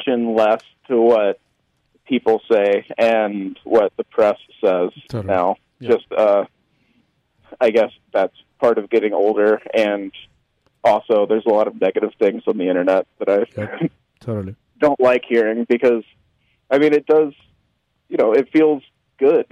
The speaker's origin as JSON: {"language": "English", "town": "Memphis", "region": "Tennessee", "country": "United States", "tie": "born or raised there", "said": "I grew up in Memphis."}